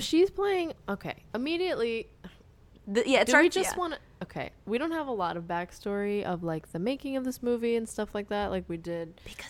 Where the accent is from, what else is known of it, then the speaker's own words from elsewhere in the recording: Massachusetts, United States; I'm from Massachusetts.